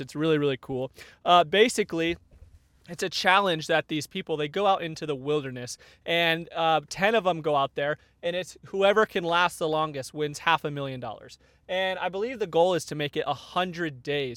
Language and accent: English; Arizona, United States; now in Northern California, United States; I grew up in Arizona, so not used to having real winters.